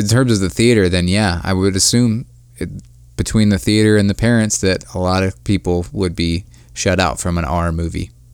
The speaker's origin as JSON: {"language": "English", "town": "Akron", "region": "Ohio", "country": "United States", "tie": "born or raised there", "said": "my hometown, Akron, Ohio"}